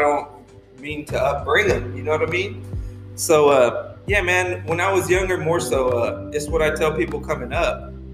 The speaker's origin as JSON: {"language": "English", "town": "Borger", "region": "Texas", "country": "United States", "tie": "born or raised there", "moved": "yes", "lives_now": "Lubbock, United States", "said": "I was born here in Lubbock, but we moved to a little town up north, about 2.5 hours from here, Borger, Texas. And that's where I was raised"}